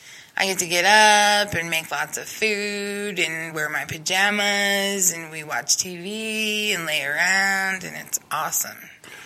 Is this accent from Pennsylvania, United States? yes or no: no; Reno, Nevada, United States; moved away; I'm from Nevada